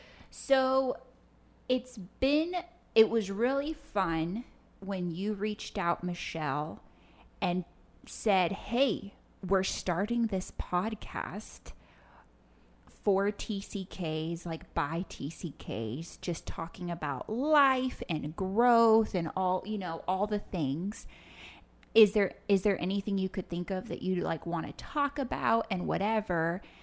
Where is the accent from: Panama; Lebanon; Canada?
Panama; Panama City; Well, I grew up as a TCK in Panama City, Panama. My parents got on the mission field when I was between like 1 and 2, spent a year in Costa Rica, then went to Panama.